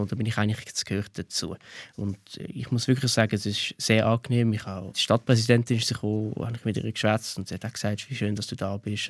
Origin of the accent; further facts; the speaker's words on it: Switzerland; Ich bin Schweizer.